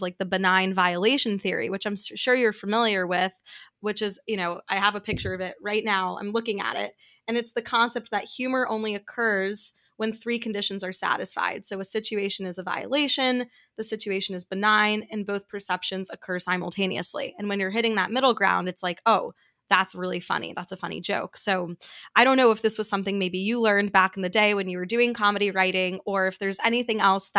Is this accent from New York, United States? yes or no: yes; New York City, New York, United States; there's certain things that I got away with growing up in New York City that I wrote about that I thought was hilarious